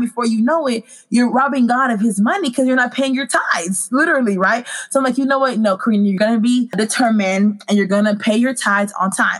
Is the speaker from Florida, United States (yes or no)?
no; Dallas, Texas, United States; also born or lived in Congo; I am originally from Congo, but my family brought me to America when I was nine months old, and I've lived in Dallas, Texas ever since